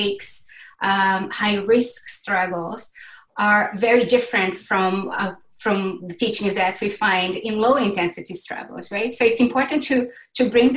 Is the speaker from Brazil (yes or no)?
yes; Brazil; I was born and raised in Brazil